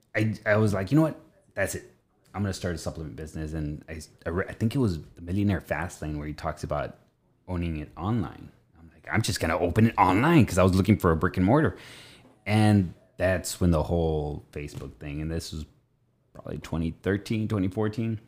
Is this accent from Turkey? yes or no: no; Richland, United States; I was born in Richland